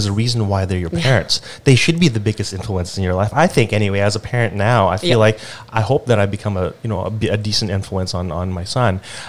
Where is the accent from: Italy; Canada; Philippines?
Philippines; I mean, I grew up in the Philippines, but I kind of lived always in the city for the most part.